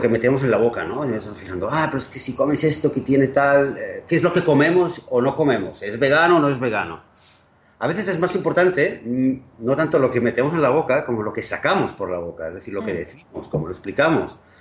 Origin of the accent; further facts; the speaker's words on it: Barcelona, Catalonia, Spain; now in Israel; Barcelona, donde yo nací